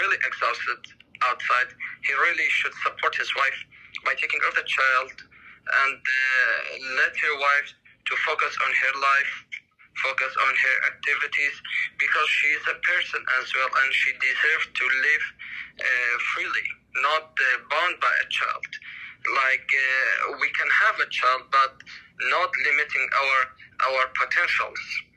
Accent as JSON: {"language": "English", "country": "Iraq", "said": "I'm from Iraq"}